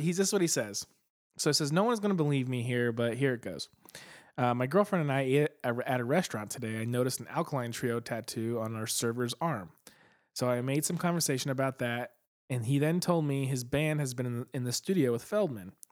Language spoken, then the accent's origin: English; Phoenix, Arizona, United States; Phoenix, Arizona, my hometown